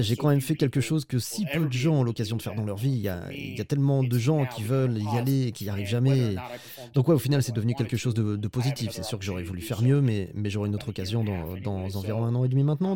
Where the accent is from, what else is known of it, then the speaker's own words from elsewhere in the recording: United States; moved away; je viens des États-Unis